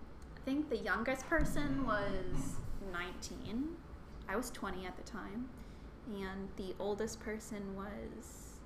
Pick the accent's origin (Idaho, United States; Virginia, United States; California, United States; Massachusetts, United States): Virginia, United States; Charlottesville; moved away as an adult; also born or lived in New Orleans / Boston / Tampa, Florida; I also did a build day in Charlottesville, in my hometown, over one of my breaks